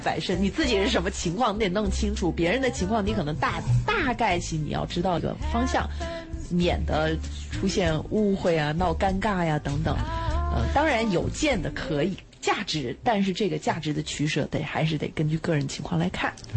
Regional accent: China; 我们中国人

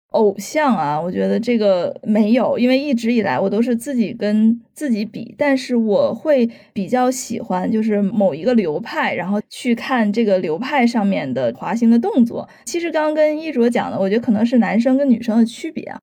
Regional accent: China; 这是让我自己作为一个中国人也很振奋的一点

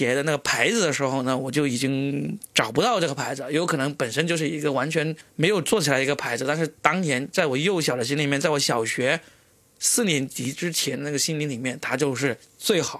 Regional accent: Guangdong, China; 因为我是广东人嘛，那时候就看那些电视广告就。

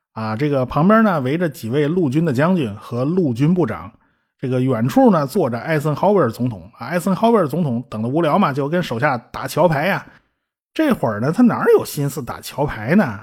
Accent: China; 我们中国人还是很值得自豪的啊

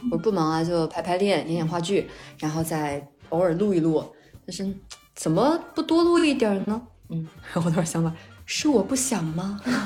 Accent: Jiangxi, China; 我是江西人

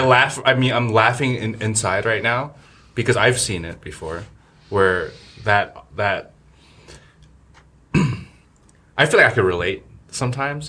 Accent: New Jersey, United States; moved away as an adult; also born or lived in New York, United States; now in China; I grew up in Jersey and New York

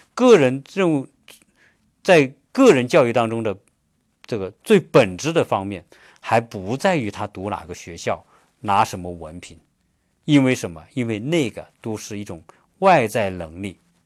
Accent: China; now in United States; 我们中国人

